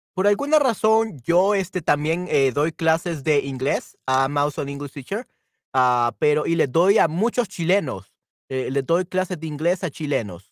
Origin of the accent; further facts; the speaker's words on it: El Salvador; soy de El Salvador